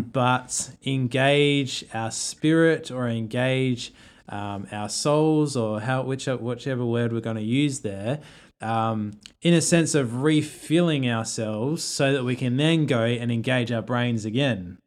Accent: Australia; an Australian who doesn't have another culture

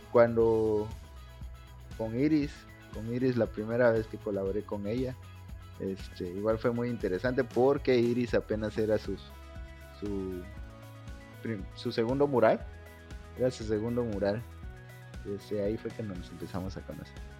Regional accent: Campeche, Mexico; now in Mérida, Mexico; Yo soy de Campeche

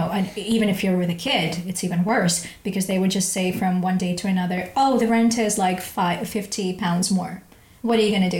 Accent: Ukraine; English is a second language; now in London, United Kingdom; You know, I come from Ukraine.

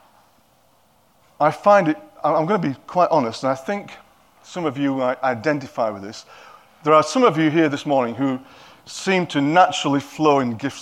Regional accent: Yorkshire and the Humber, United Kingdom; now in Cockermouth, United Kingdom; Because I'm a Yorkshireman, they probably don't understand my accent.

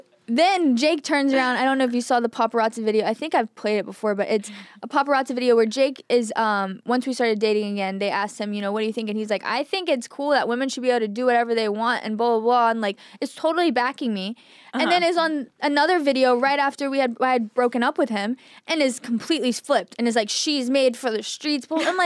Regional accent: Texas, United States; But I just think growing up in Texas, I was always one of the bros.

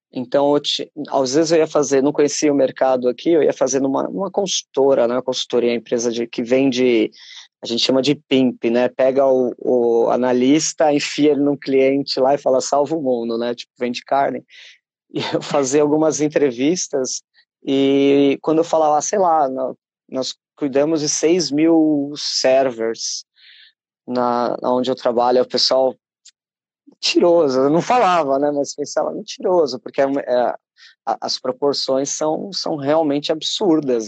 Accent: Brazil; moved away as an adult; now in Portugal; percebem o sotaque falam, ah, é, és brasileiro. Falo, Sim

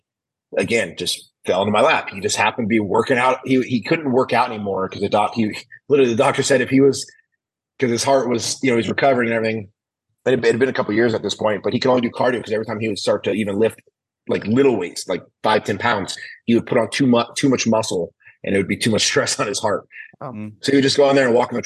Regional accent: Oakdale, California, United States; I grew up in Oakdale, California

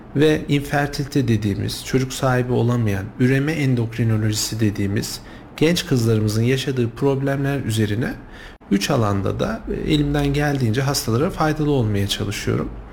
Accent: Kayseri, Kayseri Province, Turkey; also born or lived in Sivas; now in Kayseri, Turkey; aslen Kayseriyeliyim ama, e, yirmi yıla yakındır, e, Sivas'ta da görev yaptım.

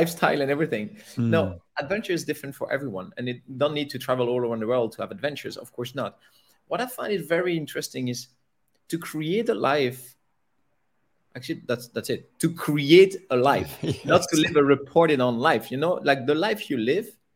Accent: Belgium; moved away as an adult; So I was born in Belgium. Okay. I lived there until I was about 26 years old

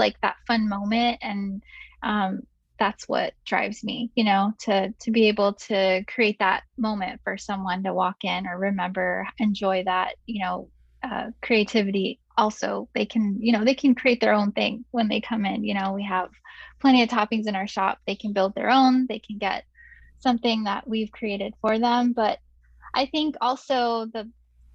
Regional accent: San Francisco, California, United States; also born or lived in Chicago; now in Arizona, United States; originally I'm from San Francisco, and then my mom managed a lot of restaurants up there in the city, and so I grew up living, you know, in the back of the house

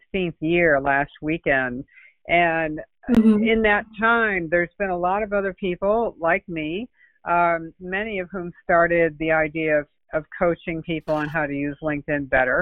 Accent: New England, United States; now in Palm Beach County, United States; I'm originally from New England, but I've been down here since 1979, so I'm almost a native

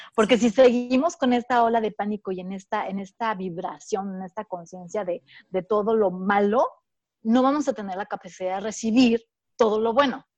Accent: Mexico; nosotros que, somos como mexicanas

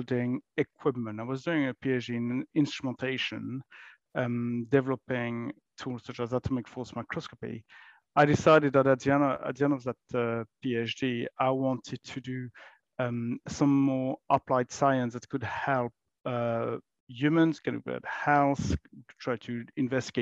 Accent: France; moved away as an adult; now in United Kingdom; I grew up in France many, many years ago

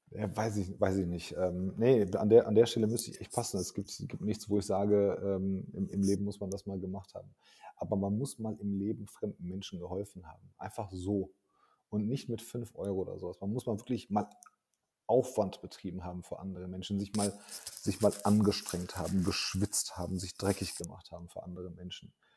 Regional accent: Hagen, North Rhine-Westphalia, Germany; aber ich komme aus Hagen, ich bin in Deutschland geboren.

